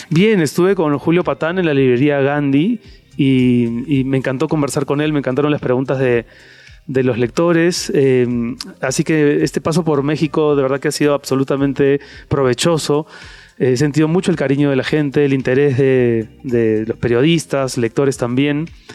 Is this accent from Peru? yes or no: yes; Peru; moved away as an adult; now in Madrid, Spain; Yo me fui de Perú para empezar pudiendo haberme quedado en el Perú